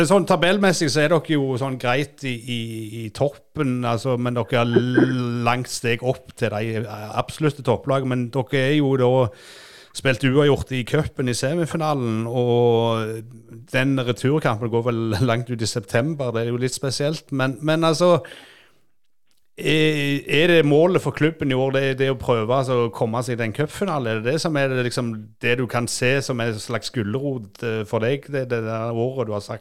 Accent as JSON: {"language": "Norwegian", "region": "Western Norway", "country": "Norway", "said": "Ja, det, er Litt sånn som vestlendinger før olja ødela oss."}